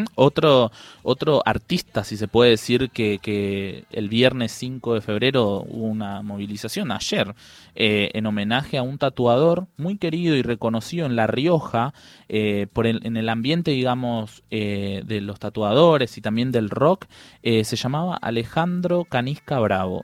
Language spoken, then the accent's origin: Spanish; Paraguay; yo soy paraguayo